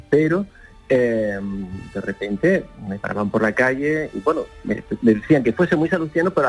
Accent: Seville, Andalusia, Spain; 27 eh, años sin esperar en Sevilla

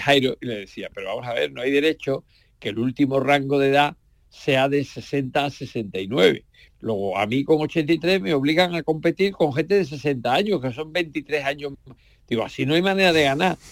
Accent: Andalusia, Spain; para mi pueblo, para mi patria de Andalucía

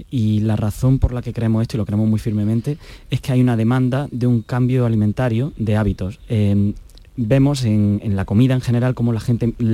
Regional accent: Granada, Andalusia, Spain; Sí, eh, yo soy de aquí de Granada.

